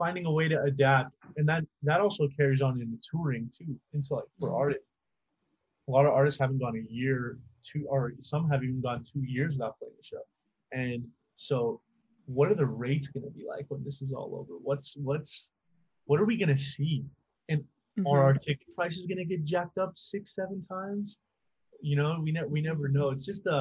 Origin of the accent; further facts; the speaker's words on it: Las Cruces, New Mexico, United States; moved away as an adult; now in El Paso, United States; I live in El Paso, which is like right on the border of Mexico, and then 45-minute drive from where I grew up in Las Cruces, New Mexico